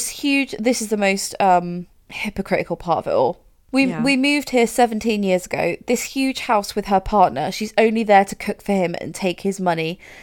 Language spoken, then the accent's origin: English; Winchester, South East England, United Kingdom; born there; I was born there. Mm-hmm. I was born in Winchester Hospital.